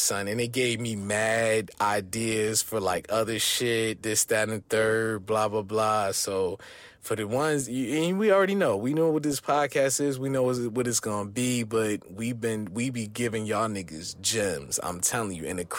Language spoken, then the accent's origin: English; New Jersey, United States; growing up in Jersey